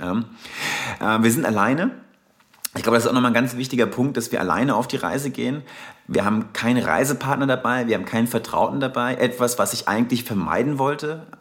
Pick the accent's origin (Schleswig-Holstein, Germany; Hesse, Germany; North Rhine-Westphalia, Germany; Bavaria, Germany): Hesse, Germany; Darmstadt; accent: Hessian; komme ursprünglich aus Darmstadt. Ursprünglich, inzwischen befinde ich mich mehr on the road als eigentlich noch in Darmstadt. Aber seid gewarnt, ich habe so einen leichten hessischen Akzent hier und wieder